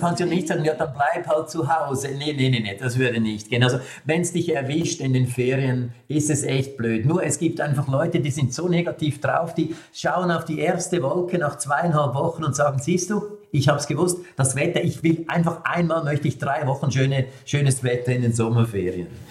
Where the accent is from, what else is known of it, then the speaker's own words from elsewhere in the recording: Switzerland; als Schweizer